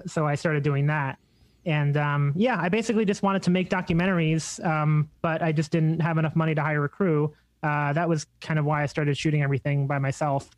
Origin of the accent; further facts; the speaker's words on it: Long Island, New York, United States; I grew up mostly in Long Island